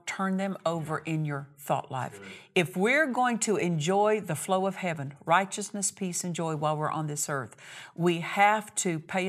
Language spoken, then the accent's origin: English; Altus, Oklahoma, United States; also born or lived in Olustee, Oklahoma; I remember growing up in Oklahoma, grew up in Southwest Oklahoma. My dad was a cotton and wheat farmer. And we lived in a smaller community. For the first 8 years, I lived in a little town called Olustee, Oklahoma.